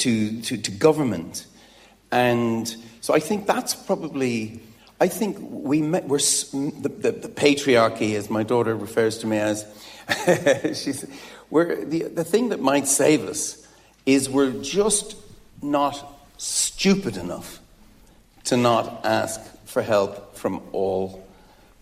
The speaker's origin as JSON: {"language": "English", "town": "Dublin", "region": "Leinster", "country": "Ireland", "tie": "born or raised there", "said": "in a comprehensive on the north side of Dublin"}